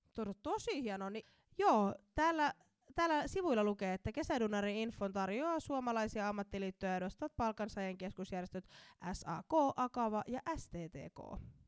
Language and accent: Finnish; Somero, Southwest Finland, Finland; tulen Somerolta